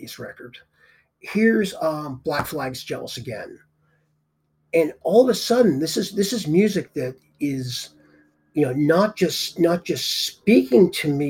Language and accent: English; Boston area, Massachusetts, United States; growing up in the Boston area